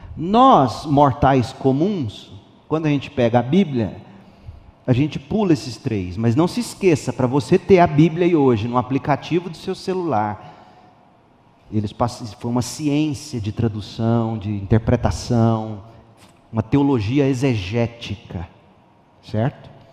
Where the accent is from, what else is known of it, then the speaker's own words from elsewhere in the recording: Brazil; Eu não sou hebreu, sou brasileiro